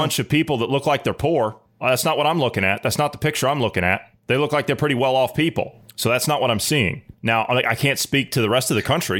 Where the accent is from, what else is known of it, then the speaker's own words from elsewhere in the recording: Ohio, United States; my home state of Ohio